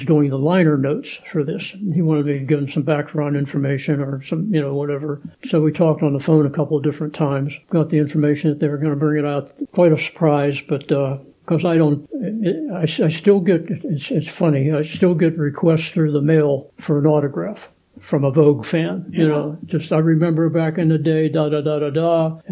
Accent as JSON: {"language": "English", "town": "Turtle Creek", "region": "Pennsylvania", "country": "United States", "said": "I'm a kid from Turtle Creek, Pennsylvania."}